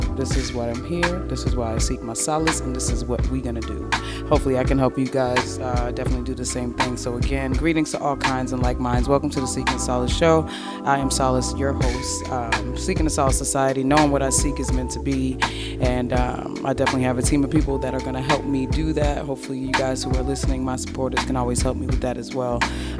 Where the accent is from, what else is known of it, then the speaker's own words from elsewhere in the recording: East Coast, United States; I mean, I'm used to it. Like I said, I'm from the East Coast